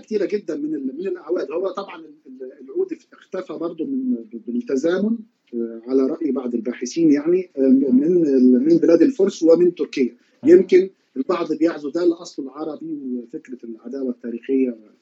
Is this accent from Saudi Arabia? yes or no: no; Egypt; عندنا في مصر